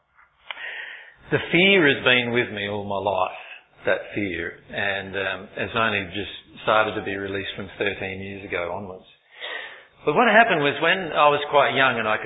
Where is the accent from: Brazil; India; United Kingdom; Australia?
Australia; Loxton, South Australia; my hometown that I was born in, Loxton in South Australia.